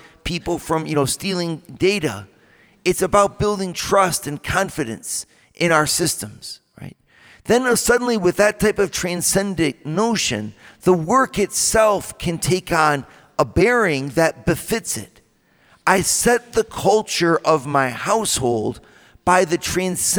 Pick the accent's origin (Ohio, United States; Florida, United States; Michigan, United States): Ohio, United States; Toledo; Went to a Catholic school, a Central Catholic High School in Toledo. And that's my hometown too